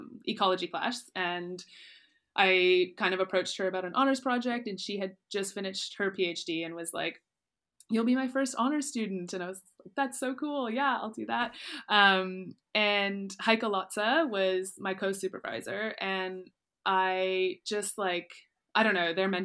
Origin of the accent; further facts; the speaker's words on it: close to Ottawa, Ontario, Canada; moved away as an adult; also born or lived in Nova Scotia; now in Mozambique; I actually grew up close to Ottawa, which is very landlocked, but I grew up on a river